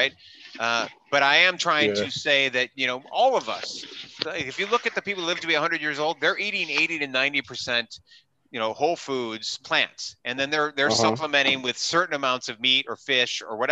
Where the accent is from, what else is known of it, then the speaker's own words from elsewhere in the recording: Wisconsin, United States; also born or lived in New York City / Southern California; now in Orange County, United States; I grew up in Wisconsin